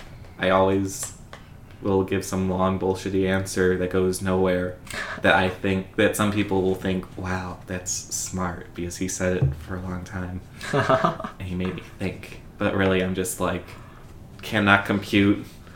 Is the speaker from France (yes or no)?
no; Lockport, Illinois, United States; accent: Chicago; moved away; I'm from Lockport, Illinois.